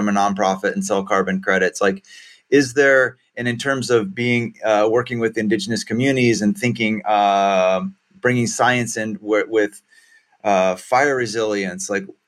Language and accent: English; Central Valley, then Sebastopol, California, United States; also born or lived in Humboldt State (Arcata, California); growing up in the Central Valley, and then in Sebastopol